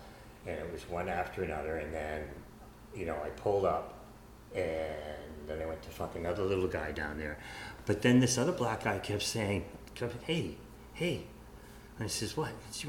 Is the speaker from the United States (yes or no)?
yes; United States; moved away; I'm originally an American